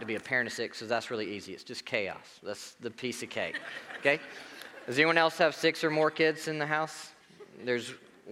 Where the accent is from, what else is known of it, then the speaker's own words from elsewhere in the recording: Marietta, United States; moved away; I grew up in Marietta. Go Blue Devils.